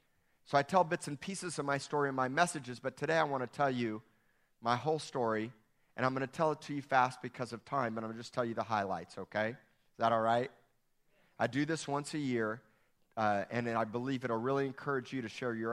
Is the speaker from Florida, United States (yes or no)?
yes; Miami, Florida, United States; born there; I was born in 1970 in Miami, Florida. I'm 45 years old, and I was born to a Greek mother.